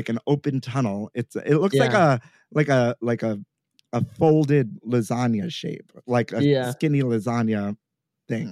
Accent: New York City, New York, United States; I grew up here in New York City, born and raised

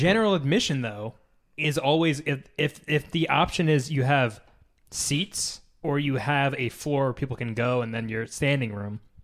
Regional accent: United States; we're American. We live in the U S

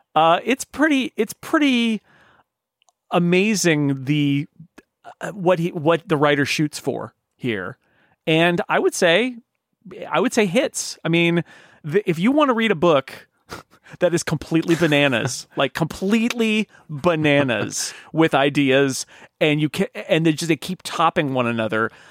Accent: United States; as an American

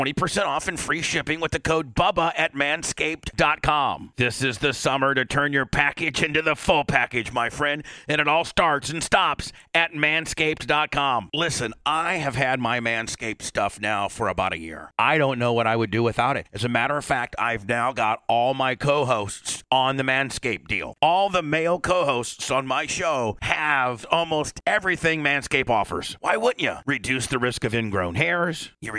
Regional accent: Warsaw, Indiana, United States; my hometown is this small little town called Warsaw, Indiana, probably population about, Blitz will probably tell you, about 12, 15,000.

